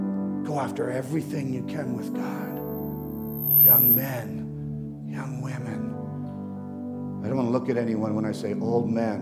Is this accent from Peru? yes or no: yes; Amazon, Peru; I remember in Peru when I was growing up in the Amazon jungles